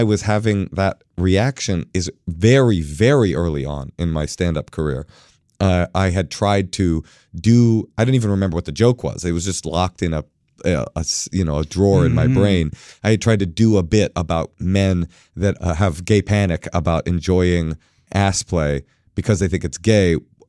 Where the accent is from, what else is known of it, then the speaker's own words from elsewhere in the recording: California, United States; I think I was saying something about like that I'm from the Bay Area.